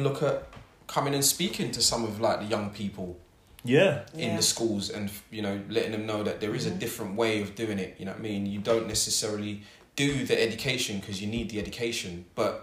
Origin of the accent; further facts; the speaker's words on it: London, United Kingdom; I'm from South London, I grew up in Wandsworth, went to school down the road from Brixton